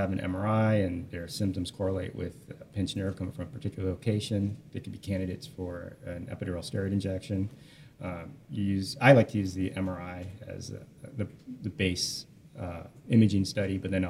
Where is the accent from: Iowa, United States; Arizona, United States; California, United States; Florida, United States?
Iowa, United States; Des Moines; I grew up here, Des Moines.